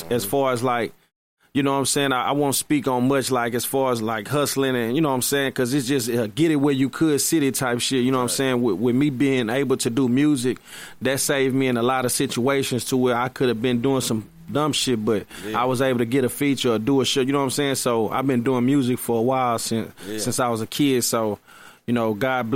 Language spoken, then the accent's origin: English; Houston, Texas, United States; I'm from Houston